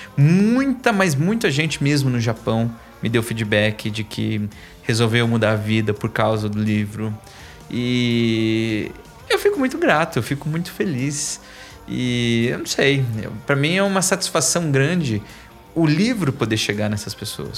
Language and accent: Portuguese; São Paulo, Brazil; also born or lived in Japan; eu sou da Zona Leste, sou de São Miguel Paulista